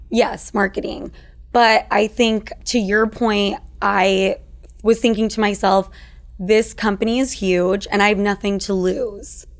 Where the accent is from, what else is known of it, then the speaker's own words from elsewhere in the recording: Utah, United States; I'm from Utah